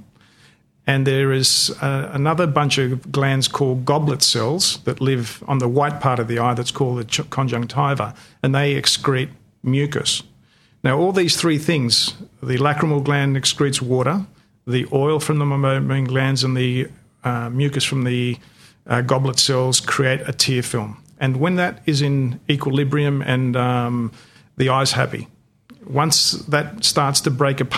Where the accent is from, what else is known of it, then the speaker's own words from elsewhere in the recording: Australia; first language Greek; English is a second language; I was born and bred in Australia, but being from a Greek immigrant family, I couldn't speak English until I was started kindergarten